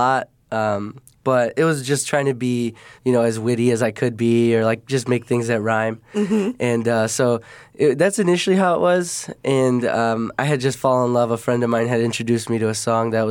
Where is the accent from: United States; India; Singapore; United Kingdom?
United States; Chicago, Illinois; I'm from the Southwest Side, so that's more like around Midway Airport area-ish. And so I've been there my whole life